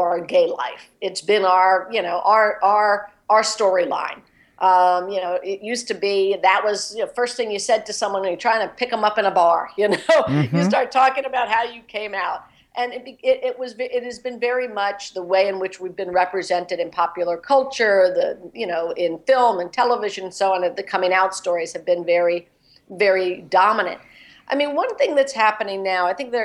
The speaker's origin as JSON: {"language": "English", "town": "Philadelphia", "region": "Pennsylvania", "country": "United States", "tie": "born or raised there", "said": "Giovanni's Room in Philadelphia, in my hometown"}